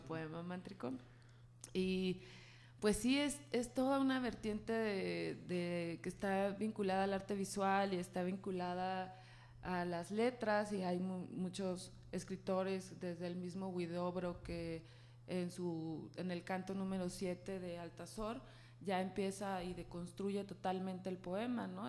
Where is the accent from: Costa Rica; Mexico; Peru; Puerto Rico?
Mexico; Guadalajara, Jalisco; yo soy de aquí de Guadalajara, soy súper tapatía